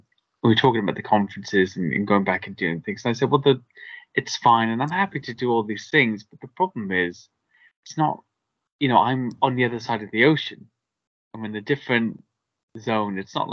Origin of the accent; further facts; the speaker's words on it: Wales, United Kingdom; I grew up in Wales. I don't sound very Welsh.